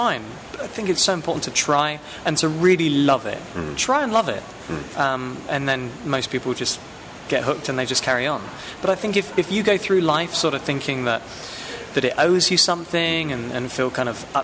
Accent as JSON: {"language": "English", "town": "Southampton", "region": "South East England", "country": "United Kingdom", "moved": "as an adult", "lives_now": "United States", "said": "I'm from Southampton, England."}